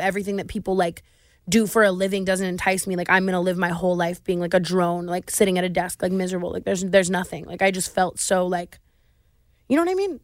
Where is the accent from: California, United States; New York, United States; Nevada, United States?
Nevada, United States; Las Vegas; I grew up in Vegas